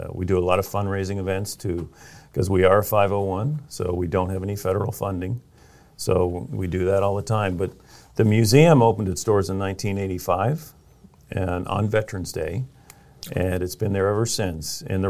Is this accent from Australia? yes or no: no; Vero Beach, Florida, United States; also born or lived in Stuart, Florida; I grew up in Vero Beach.